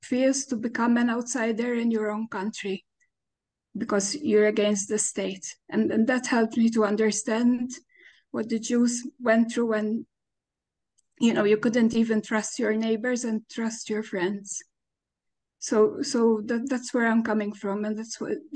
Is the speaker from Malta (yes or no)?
yes; Malta; I'm Maltese. I'm from Malta.